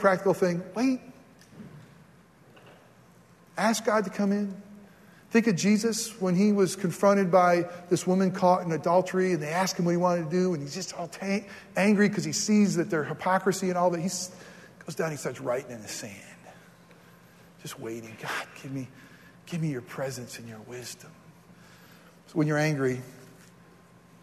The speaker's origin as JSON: {"language": "English", "region": "New York", "country": "United States", "tie": "born or raised there", "moved": "yes", "said": "my home state's New York"}